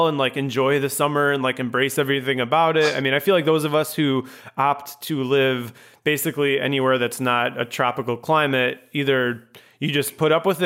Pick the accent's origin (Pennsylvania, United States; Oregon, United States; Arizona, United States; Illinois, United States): Illinois, United States; Chicago; I grew up in Chicago